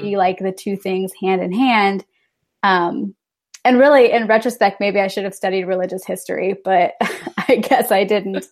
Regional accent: Northern Illinois, United States; now in Milwaukee, United States; I grew up in Northern Illinois, very rural Northern Illinois

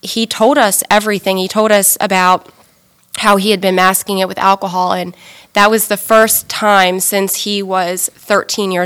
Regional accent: Pasadena, Maryland, United States; I grew up in Anne Arundel County in Pasadena.

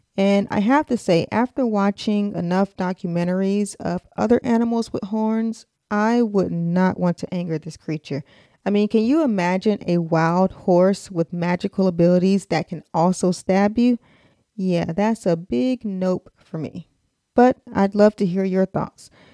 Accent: United States; accent: American; my American accent

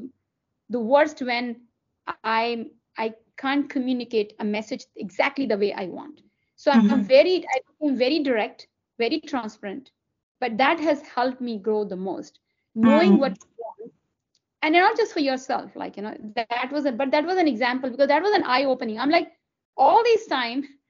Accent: Delhi, India; English is a second language; moved away as an adult; now in United States; I grew up in Delhi. I was born and brought up in Delhi.

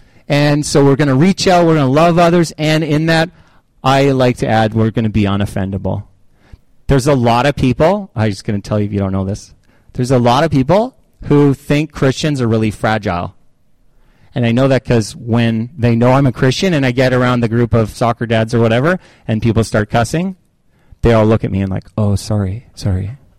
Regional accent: Canada; Oh, well, yeah, I'm from Canada. Eh?

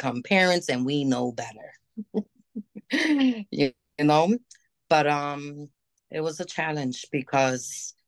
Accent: New York, United States; also born or lived in Hudson Valley / Puerto Rico (parents); now in Rochester, United States; I was born in the area of New York City.

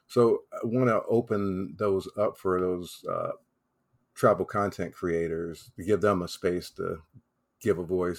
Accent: the South, United States; I'm from the South.

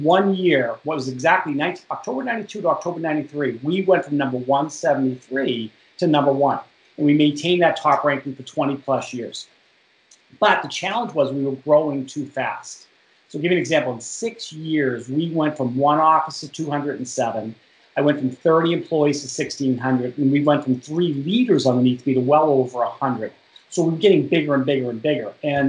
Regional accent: Boston, Massachusetts, United States; accent: Boston; moved away as an adult; now in Washington, United States; I moved from Boston. You can't tell by the accent, by the way, to Washington D.C. in 1992

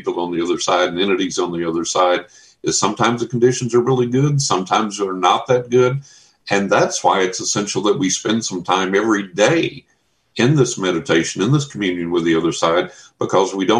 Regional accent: Texas, United States; growing up in Texas

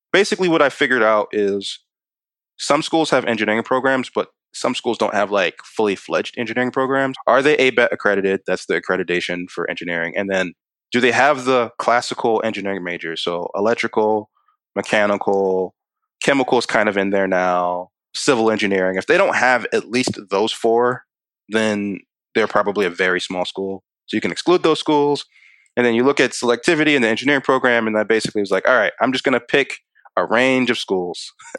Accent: Maryland, United States; also born or lived in Kansas / Hawaii; I was born in Kansas, but I wasn't there very long. I was there a couple of months, then was in Hawaii for a few years. So I actually remember Hawaii. And then came to Maryland after that.

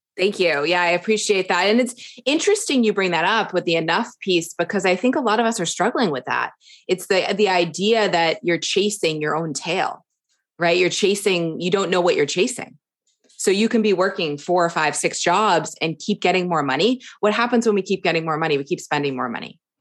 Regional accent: suburbs of Boston, Massachusetts, United States; moved away as an adult; also born or lived in Florida; now in Kauai, United States; I grew up on the East Coast, um, in a, a suburbs of Boston, about forty-five minutes from the city

